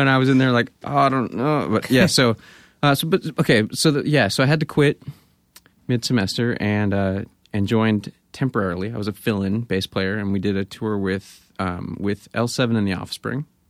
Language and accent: English; Grass Valley, California, United States; moved away; also born or lived in Bay Area; I grew up in Grass Valley.